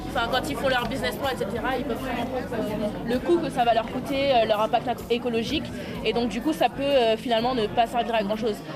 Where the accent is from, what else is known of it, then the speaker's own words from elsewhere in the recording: French Guiana; Moi, je suis de Guyane, donc euh, Guyane française.